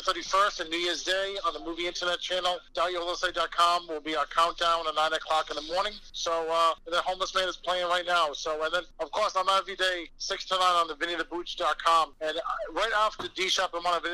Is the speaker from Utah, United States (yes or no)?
no; Boston, Massachusetts, United States; I'm from Boston